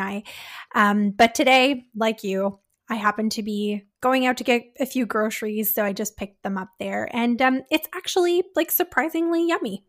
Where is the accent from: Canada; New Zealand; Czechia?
Canada; We're Canadian dietitians